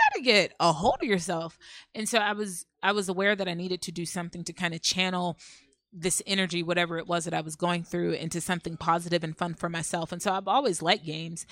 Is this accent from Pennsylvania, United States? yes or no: yes; Pittsburgh, Pennsylvania, United States; now in New York City, United States; I'm originally from Pittsburgh, Pennsylvania.